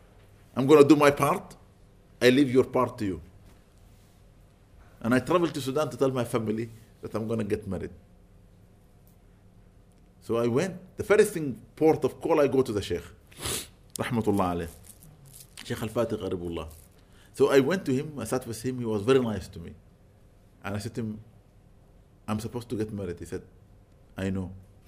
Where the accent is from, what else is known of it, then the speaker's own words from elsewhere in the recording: London, United Kingdom; Where do you come from? I said, I'm London.